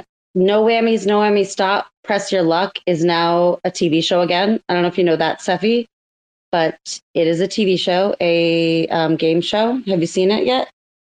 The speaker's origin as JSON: {"language": "English", "area": "30 minutes north of Boston", "region": "Massachusetts", "country": "United States", "also_born_or_lived": "Southern California / Jamaica", "said": "I'm from Massachusetts. I'm from 30 minutes north of Boston."}